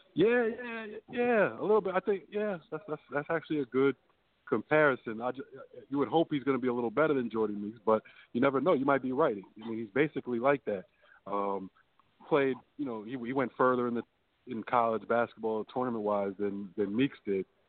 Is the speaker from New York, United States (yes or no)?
yes; New York City, New York, United States; Brooklyn, so it's in my hometown